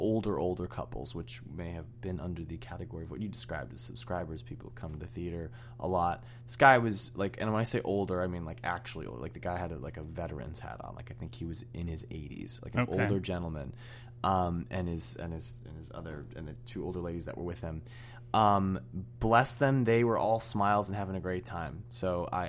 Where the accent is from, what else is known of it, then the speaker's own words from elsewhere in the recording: San Francisco, California, United States; I'm from San Francisco